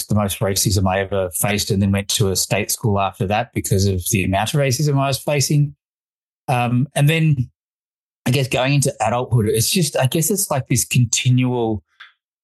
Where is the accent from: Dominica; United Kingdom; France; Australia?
Australia; also born or lived in Fiji; I was born in Fiji, of Indian heritage, migrated to Australia in 1982